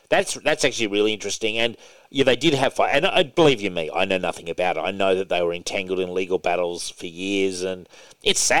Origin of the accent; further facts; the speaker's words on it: Hobart, Tasmania, Australia; moved away; I came from Tassie originally. No, no, no. yeah. Hobart, Tasmania. Hobart, Tasmania. When I was growing up there